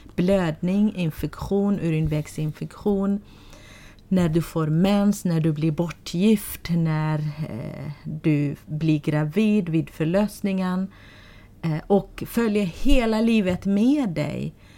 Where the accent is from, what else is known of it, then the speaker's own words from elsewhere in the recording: Sulaymaniyah, Iraqi Kurdistan, Kurdistan Region, Iraq; Swedish is a second language; moved away as an adult; now in Sweden; jag är född i ett område i Sulaymaniyah län.